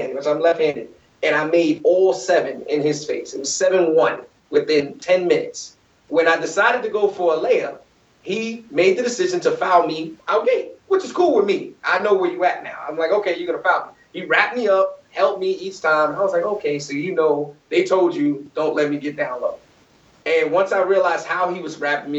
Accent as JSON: {"language": "English", "region": "New York", "country": "United States", "said": "I'm from New York"}